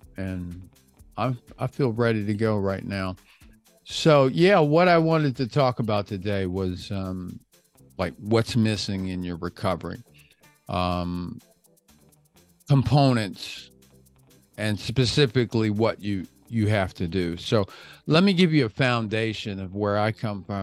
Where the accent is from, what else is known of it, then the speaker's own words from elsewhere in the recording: Washington, District of Columbia, United States; now in Florida, United States; I live in Florida. We can grow palm trees here. I'm from Washington, D.C.